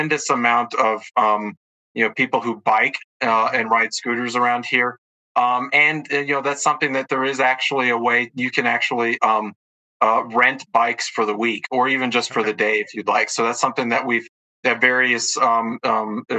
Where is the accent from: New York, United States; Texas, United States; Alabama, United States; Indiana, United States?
Alabama, United States; moved away as an adult; now in Colorado, United States; I come from Alabama, grew up there and went to school there